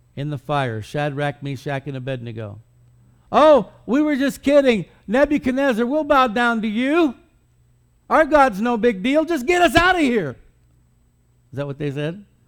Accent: United States; we as American Christians

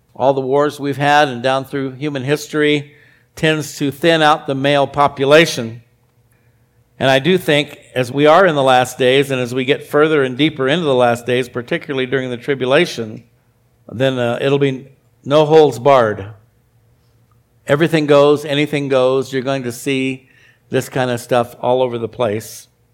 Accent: Arizona, United States; when I was a kid, I grew up in Arizona

